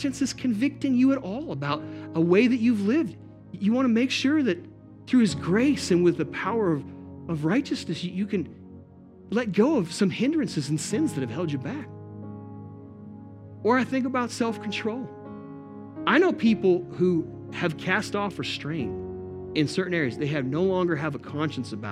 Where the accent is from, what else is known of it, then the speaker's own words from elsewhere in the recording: Montana, United States; we're from Montana